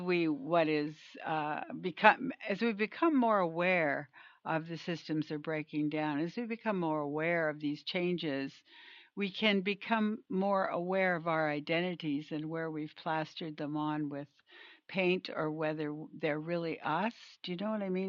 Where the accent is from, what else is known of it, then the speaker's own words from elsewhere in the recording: Canada; moved away; I'm from Canada initially